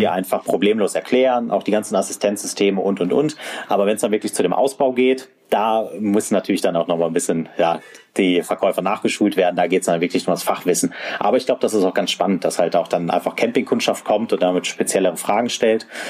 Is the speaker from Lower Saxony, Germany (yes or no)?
yes; area south of Hannover, Lower Saxony, Germany; moved away; ich äh, bin ja eigentlich gebürtiger, fast schon Norddeutscher. Ich komme aus der Gegend äh, südlich von Hannover